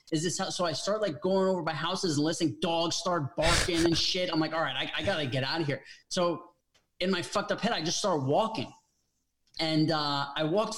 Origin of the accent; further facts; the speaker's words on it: New York City, New York, United States; I grew up in New York City